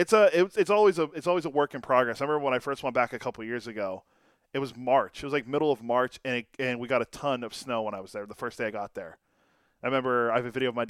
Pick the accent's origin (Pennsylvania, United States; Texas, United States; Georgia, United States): Pennsylvania, United States; Western; moved away as an adult; I grew up in Western PA